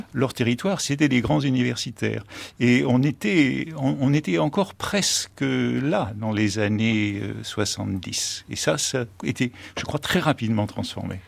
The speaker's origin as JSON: {"language": "French", "country": "United States", "tie": "born or raised there", "moved": "yes", "said": "Quand j'étais enfant aux États-Unis"}